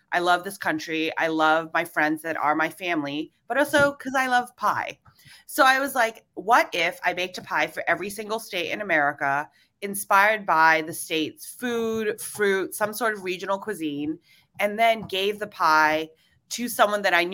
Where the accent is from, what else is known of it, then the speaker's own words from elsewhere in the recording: Hong Kong; also born or lived in Singapore / Indonesia; I was born in Singapore and I grew up in Indonesia and Hong Kong. And then for college, I decided to, you know, really shake things up and move from Hong Kong to Savannah, Georgia.